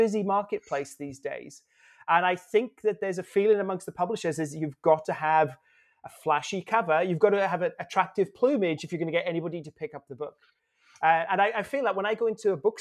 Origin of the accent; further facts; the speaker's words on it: United Kingdom; moved away as an adult; now in Australia; I'm British. I've been in Australia now for the last 22 years, though, so I'm a citizen.